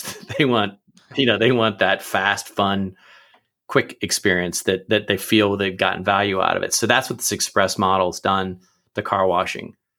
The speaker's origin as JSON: {"language": "English", "town": "Pickerington", "region": "Ohio", "country": "United States", "tie": "born or raised there", "also_born_or_lived": "Akron, Ohio", "said": "I grew up in Pickerington"}